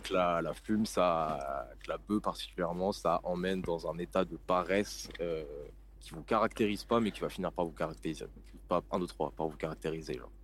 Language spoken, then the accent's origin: French; Lille, Hauts-de-France, France; 24 ans, rappeur indépendant, Lille, depuis que je suis petit